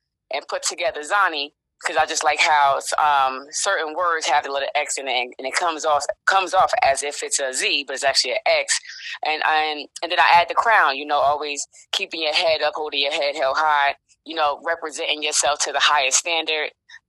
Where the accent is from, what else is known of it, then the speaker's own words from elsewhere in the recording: Elizabeth, New Jersey, United States; I'm from Elizabeth, New Jersey, born and raised.